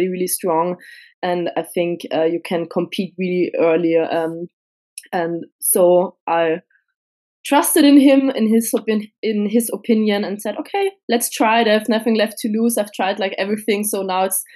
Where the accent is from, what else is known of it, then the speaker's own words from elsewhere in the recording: Vienna, Austria; I come from Austria, from Vienna.